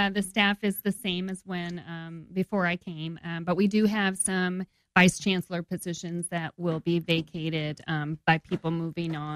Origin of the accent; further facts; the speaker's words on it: Ohio, United States; also born or lived in New York; Spent most of my time growing up in Ohio, around the Cleveland area.